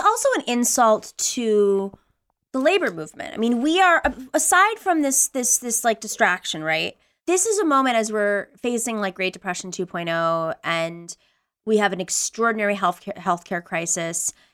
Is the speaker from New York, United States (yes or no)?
yes; Buffalo, New York, United States; I lived, I grew up in Buffalo, New York